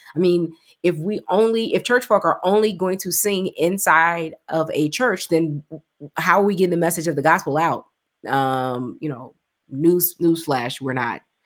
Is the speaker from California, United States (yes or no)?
no; Chicago, Illinois, United States; I'm from Chicago, you know, grew up with, um, New G, New Generation back in the day